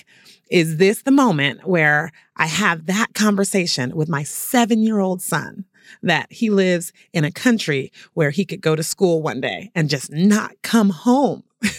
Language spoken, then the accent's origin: English; San Francisco Bay Area, California, United States; the coach of my hometown Golden State Warriors